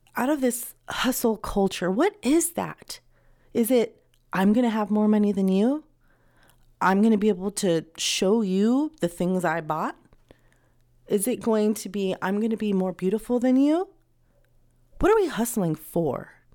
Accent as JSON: {"language": "English", "country": "United States", "said": "I am an American"}